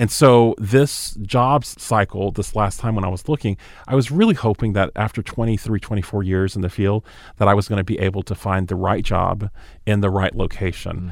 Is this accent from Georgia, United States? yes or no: yes; Moultrie, Georgia, United States; moved away; also born or lived in Hawaii / Naples, Italy; I grew up in South Georgia in a small town called Moultrie, Georgia